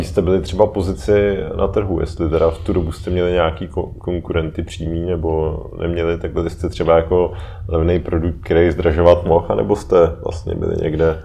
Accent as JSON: {"language": "Czech", "country": "Czechia", "said": "u nás v Čechách"}